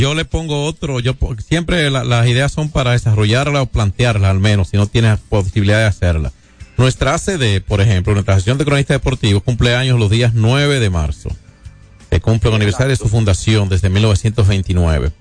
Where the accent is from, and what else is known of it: Dominican Republic